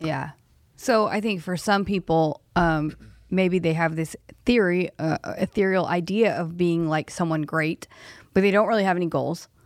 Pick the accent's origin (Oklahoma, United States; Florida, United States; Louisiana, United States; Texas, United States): Oklahoma, United States; I'm from Oklahoma.